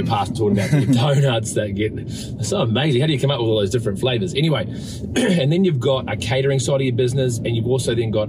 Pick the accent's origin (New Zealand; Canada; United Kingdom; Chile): New Zealand; I'm a Kiwi, mate.